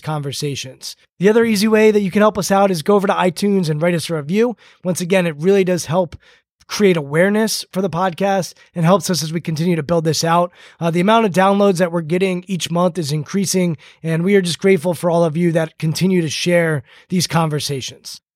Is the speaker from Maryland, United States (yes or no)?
yes; Bethesda, Maryland, United States; Bethesda, my hometown